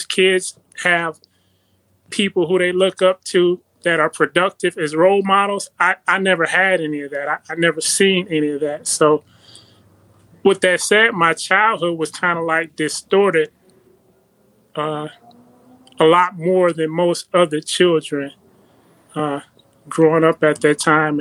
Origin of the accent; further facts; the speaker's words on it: Compton, California, United States; I was born in Compton, California